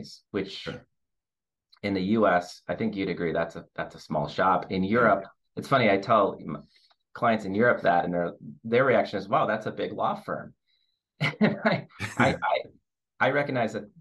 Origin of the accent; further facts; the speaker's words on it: Detroit, Michigan, United States; also born or lived in Chicago; being born and raised in Detroit